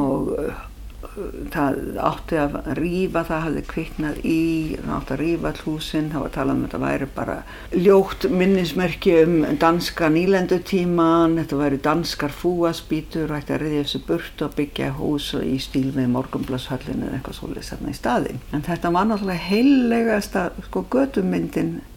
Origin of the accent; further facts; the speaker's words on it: Reykjavík, Capital Region, Iceland; also born or lived in Ísafjarðardjúp; Ég er alveg upp í Reykjavík